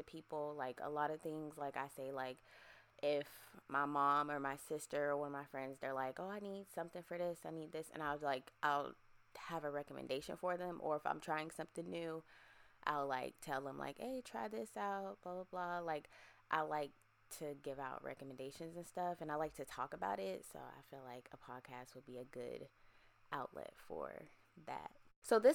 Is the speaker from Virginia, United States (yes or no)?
yes; Virginia, United States; moved away as an adult; also born or lived in Erie, Pennsylvania; now in Texas, United States; I'm originally from Erie, Pennsylvania. And I grew up in Virginia as well.